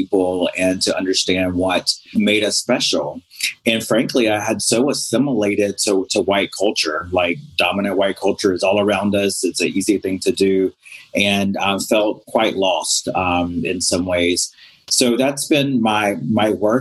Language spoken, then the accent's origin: English; North Carolina, United States; also born or lived in Robeson County, North Carolina; I am originally from North Carolina